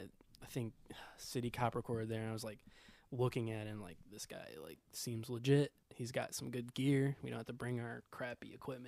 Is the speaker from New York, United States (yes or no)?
no; Norwalk, Ohio, United States; I'm from like Norwalk, so like Toledo and like Cleveland were like the same distance away.